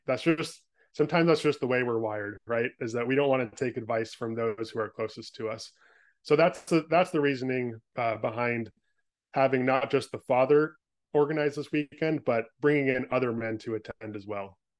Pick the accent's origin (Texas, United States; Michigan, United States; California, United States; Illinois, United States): California, United States; moved away as an adult; now in Portland, United States; was born and raised in California, spent the first twenty-five years of my life there